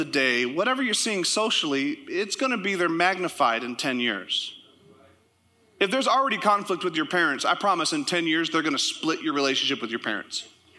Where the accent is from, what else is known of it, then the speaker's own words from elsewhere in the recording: Canada; also born or lived in United States; And I'll say this, I'm Canadian. You don't know how I vote. I'm also American. I have both.